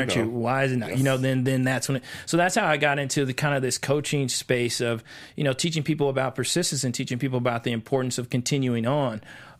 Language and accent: English; Kansas City, Missouri, United States; Kansas City, Missouri.